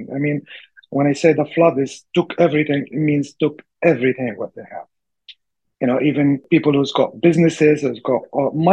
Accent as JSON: {"language": "English", "town": "Tripoli", "country": "Libya", "said": "I'm not from Derna, but my mom's from Derna, and I have my cousins, uncles and cousins there, live there in Derna, and I'm from Tripoli"}